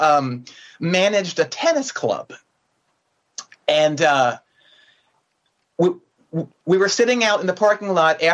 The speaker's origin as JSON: {"language": "English", "area": "35 miles northwest of Philadelphia", "region": "Pennsylvania", "country": "United States", "tie": "born or raised there", "said": "I grew up about 35 miles northwest of Philadelphia, but it was very far removed from the city"}